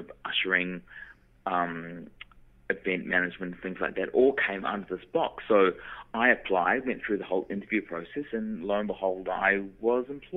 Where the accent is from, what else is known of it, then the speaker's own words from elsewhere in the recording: New Zealand; moved away; because I was from New Zealand and I had to leave little old New Zealand and move overseas to train because the training wasn't available in New Zealand